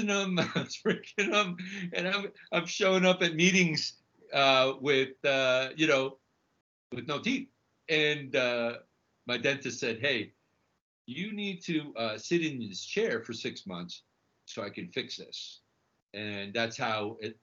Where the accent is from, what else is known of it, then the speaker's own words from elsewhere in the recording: Santiago, Santiago Metropolitan Region, Chile; now in New York, United States; I'm originally from Chile. I was born in Santiago, and my family emigrated here.